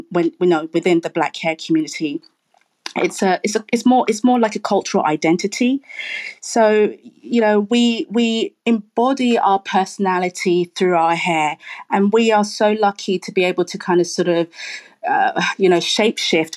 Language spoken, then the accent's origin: English; United Kingdom; many of us are, you know, Black British, we're generations